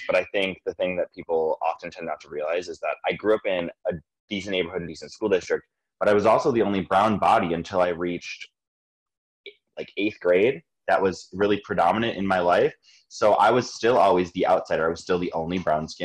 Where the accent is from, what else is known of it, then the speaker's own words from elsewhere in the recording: Greendale, Wisconsin, United States; I grew up in Greendale, Wisconsin. Greendale is just south of the city. It's about 10 minutes outside of downtown Milwaukee to the south.